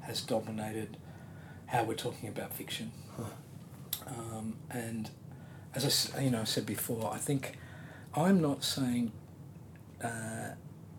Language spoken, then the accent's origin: English; Australia; as Australians